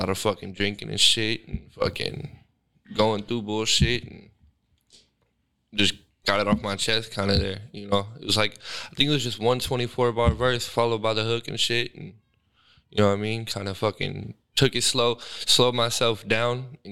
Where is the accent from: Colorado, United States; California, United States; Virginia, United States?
California, United States; Sacramento; I'm from Sac, born and raised practically